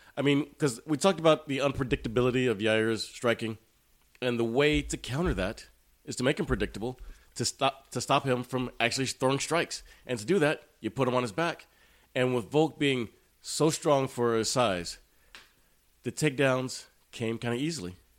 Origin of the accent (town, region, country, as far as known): Cuero, Texas, United States; born or raised there; moved away